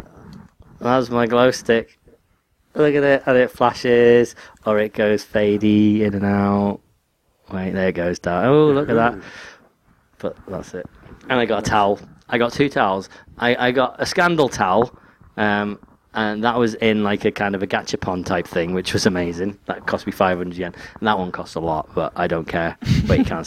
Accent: England, United Kingdom; I'm English

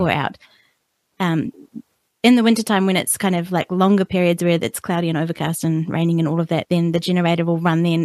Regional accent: New Zealand; I'm a New Zealander born and bred here

